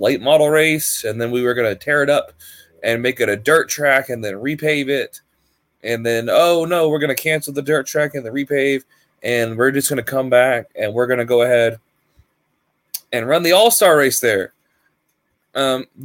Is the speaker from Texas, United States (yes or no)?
yes; Texas, United States; I am from Texas